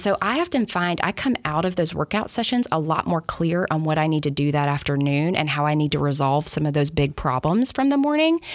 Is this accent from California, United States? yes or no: no; Alabama, United States; moved away as an adult; I grew up in Alabama